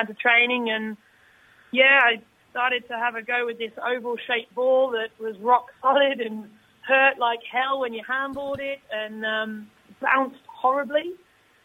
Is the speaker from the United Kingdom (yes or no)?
yes; Stourport-on-Severn, West Midlands, United Kingdom; moved away as an adult; now in Sydney, Australia; growing up near Birmingham